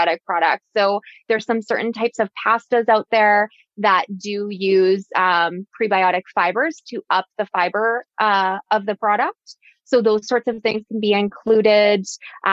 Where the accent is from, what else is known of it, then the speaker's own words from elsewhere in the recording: Alberta, Canada; I'm from Alberta